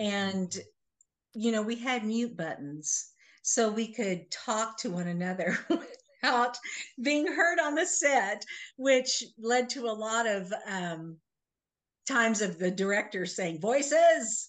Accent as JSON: {"language": "English", "town": "Manhattan", "region": "Kansas", "country": "United States", "tie": "born or raised there", "said": "I am originally from Manhattan, Kansas"}